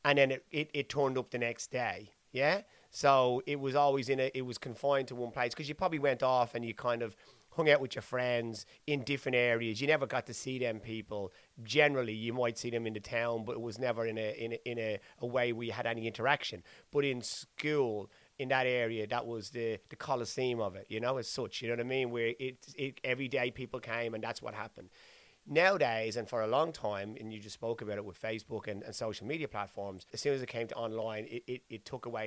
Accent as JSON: {"language": "English", "town": "Dublin", "region": "Leinster", "country": "Ireland", "tie": "born or raised there", "said": "I'm from Dublin"}